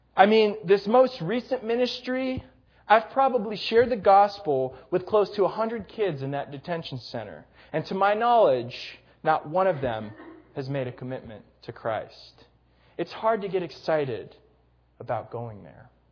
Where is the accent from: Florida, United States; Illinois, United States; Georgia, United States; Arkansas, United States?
Illinois, United States; Gurnee; my hometown of Gurnee, Illinois